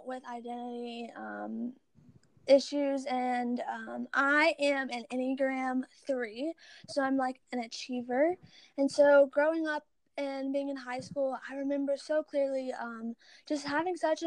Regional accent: Baton Rouge, Louisiana, United States; I am from Baton Rouge, Louisiana

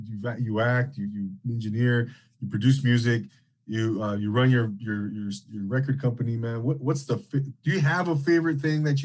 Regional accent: Rancho Cucamonga, California, United States; I grew up in Inland Empire, Rancho Cucamonga, not too far from Temecula

